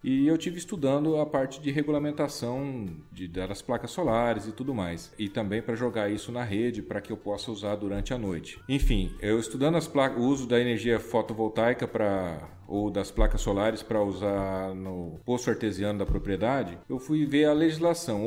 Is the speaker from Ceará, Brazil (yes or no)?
no; Mato Grosso do Sul, Brazil; moved away as an adult; also born or lived in Paraná / São Paulo; now in Mato Grosso, Brazil; Eu nasci no Paraná, sou paranaense de nascimento, mas sou sul-mato-grossense de criação